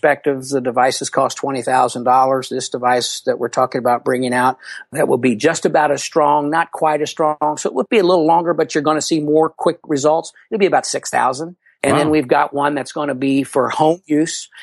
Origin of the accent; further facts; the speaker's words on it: Louisville, Kentucky, United States; I'm from Louisville, Kentucky